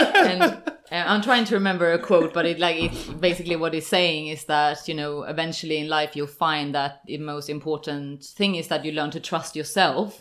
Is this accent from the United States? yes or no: no; Sweden; now in London, United Kingdom; I'm from Sweden